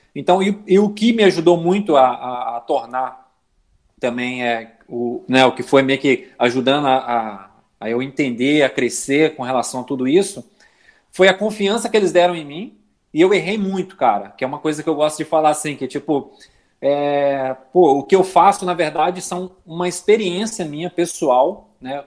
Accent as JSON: {"language": "Portuguese", "town": "Belo Horizonte", "region": "Minas Gerais", "country": "Brazil", "moved": "as an adult", "lives_now": "Florianópolis, Brazil", "said": "eu sou, sou mineiro de Belo Horizonte, atualmente eu moro em Florianópolis, já vão fazer 10 anos"}